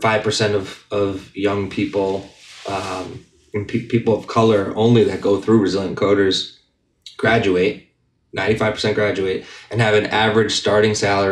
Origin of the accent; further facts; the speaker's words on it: Methuen, Massachusetts, United States; out in Lawrence and Methuen, which is where I grew up in Methuen.